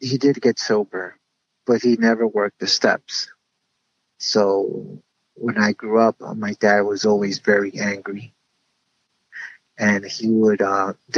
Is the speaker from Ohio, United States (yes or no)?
no; Union City, New Jersey, United States; I was brought up in Union City, New Jersey